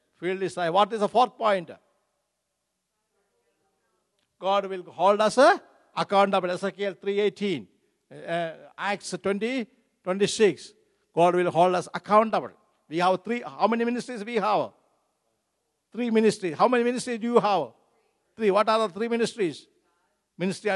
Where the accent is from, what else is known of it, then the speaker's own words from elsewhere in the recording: Kerala, India; moved away; my home state, Kerala